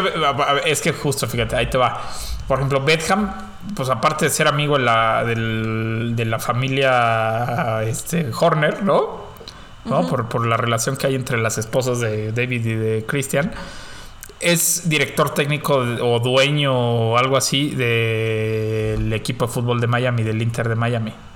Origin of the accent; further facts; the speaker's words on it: Mexico; somos mexicanos